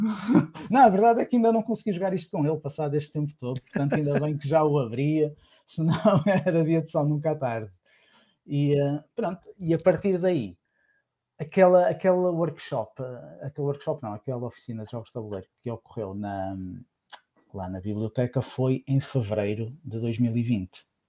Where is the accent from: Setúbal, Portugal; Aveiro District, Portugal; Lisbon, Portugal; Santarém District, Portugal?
Aveiro District, Portugal; Santa Maria da Feira; Eu sou de Santa Maria da Feira